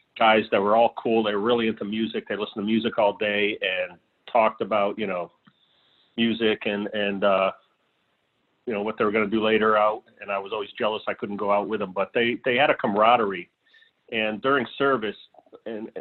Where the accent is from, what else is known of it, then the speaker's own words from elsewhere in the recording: Hartford, Connecticut, United States; I grew up in Hartford, Connecticut